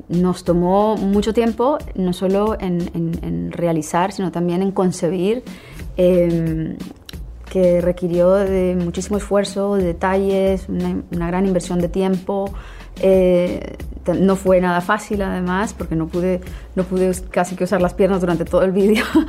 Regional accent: Colombian Caribbean coast, Colombia; alguien de mi tierra, de una región eh, de la, de la misma región a la que pertenecemos los dos, es la costa colombiana, el Caribe colombiano

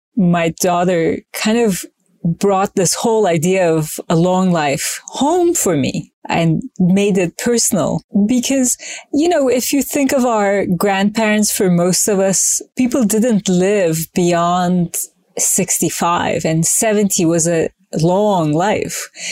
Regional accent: Izmir, Turkey; moved away; I was born in Turkey in Izmir on the Aegean coast

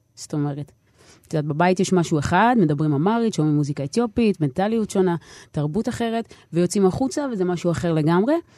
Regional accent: Nof HaGalil, Northern District, Israel; first language Hebrew; גדלתי בנצרת עילית

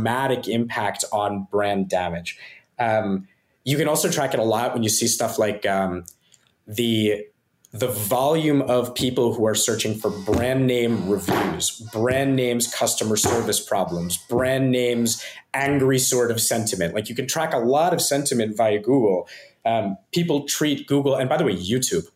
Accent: Philadelphia, Pennsylvania, United States; moved away as an adult; now in Singapore; I grew up in Philadelphia

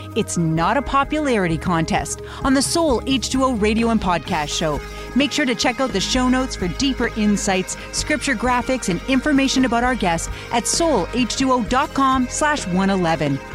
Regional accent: Canada; we as Canadian Christians

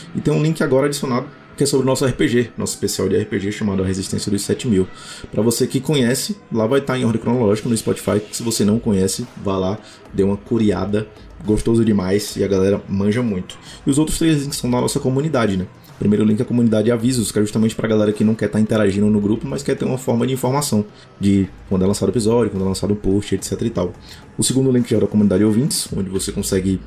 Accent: Fortaleza, Ceará, Brazil; minha terrinha, Fortaleza, Ceará

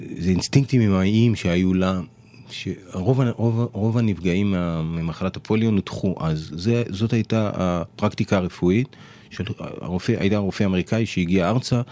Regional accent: Givatayim, Tel Aviv District, Israel; בשכונת בורחוב בגבעתיים

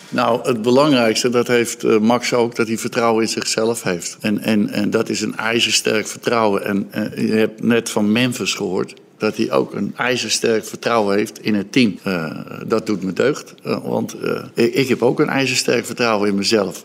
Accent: Netherlands; Volgens mij zijn wij Nederlander

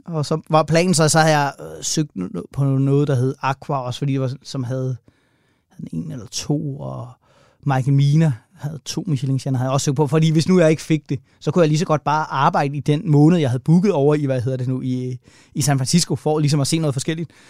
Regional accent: Køge, Zealand, Denmark; moved away as an adult; also born or lived in Copenhagen; jeg er øh, opvokset i Køge, mm. øh, og så flyttede jeg til København, da jeg blev 18

